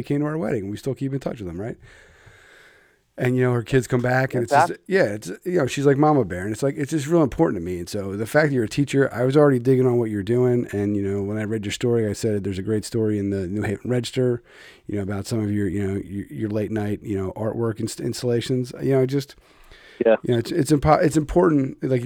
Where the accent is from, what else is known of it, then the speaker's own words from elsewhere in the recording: Philadelphia, Pennsylvania, United States; now in Connecticut, United States; I'm from Philly, but we're Pennsylvania guys